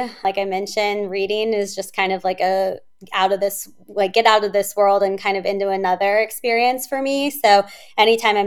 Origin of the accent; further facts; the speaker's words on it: Kansas City, Missouri, United States; moved away as an adult; also born or lived in California; now in Chicago, United States; growing up in Kansas City, I didn't know anyone there